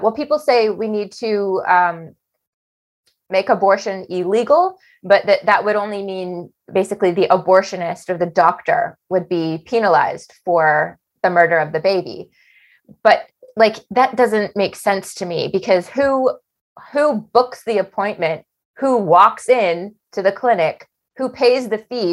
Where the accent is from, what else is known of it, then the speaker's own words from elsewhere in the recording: Canada; we're Canadian